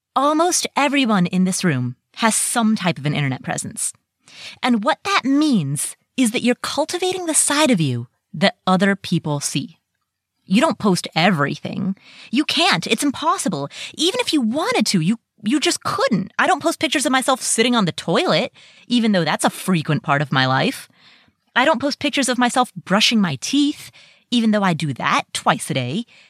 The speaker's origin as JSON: {"language": "English", "region": "Ohio", "country": "United States", "tie": "born or raised there", "also_born_or_lived": "Kathmandu, Nepal", "said": "I moved to the U S, and I grew up in Ohio"}